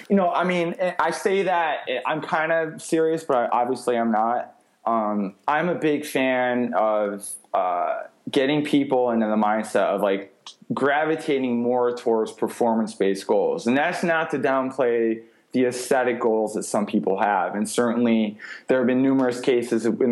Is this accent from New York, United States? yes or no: yes; New York, United States; moved away; I finished my degree at Cortland State, which is again near my hometown in New York